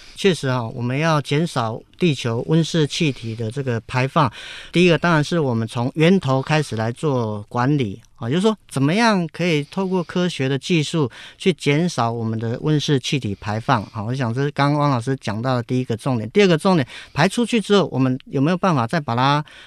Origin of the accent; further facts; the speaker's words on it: Taiwan; 我们台湾人